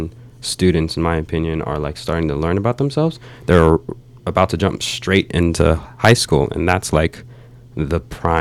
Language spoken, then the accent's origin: English; Los Angeles, California, United States; also born or lived in Pasadena; I grew up in South Central LA, like right by USC